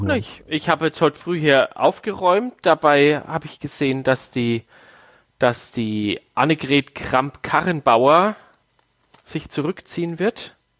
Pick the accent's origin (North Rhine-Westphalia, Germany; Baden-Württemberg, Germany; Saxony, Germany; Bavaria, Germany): Bavaria, Germany; Waldbüttelbrunn; dass wir als Kinder in Waldbrüllbrunn äh, auf der Straße Schlitten fahren konnten